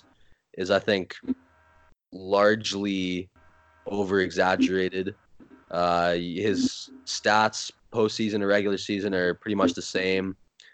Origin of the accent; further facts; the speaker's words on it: Toronto, Ontario, Canada; I'm from Toronto